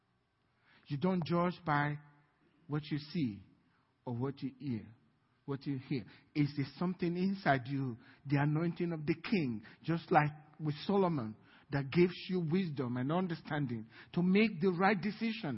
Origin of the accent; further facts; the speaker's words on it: Nigeria; now in United States; I'm a Nigerian